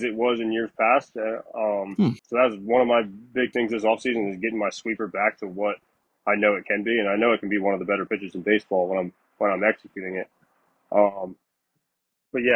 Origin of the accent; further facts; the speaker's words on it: Delaware, United States; I grew up in Delaware. I went to high school in Delaware